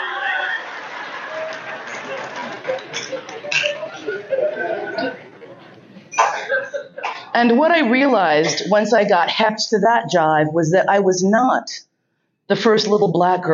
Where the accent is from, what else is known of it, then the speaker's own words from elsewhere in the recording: New York, United States; growing up in New York